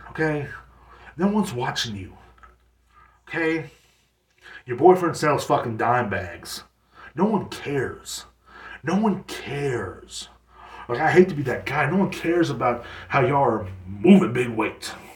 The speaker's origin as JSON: {"language": "English", "country": "United States", "tie": "born or raised there", "said": "every person in my hometown, I don't know if this goes for everywhere, I guess, here in America"}